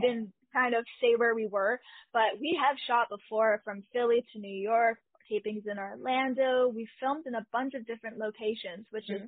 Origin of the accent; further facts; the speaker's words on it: Canada; I am Canadian